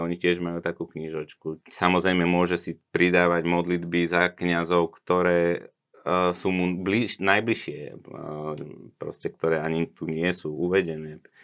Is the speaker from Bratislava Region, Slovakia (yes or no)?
yes; Bratislava, Bratislava Region, Slovakia; ja som vyrastal v meste v Bratislave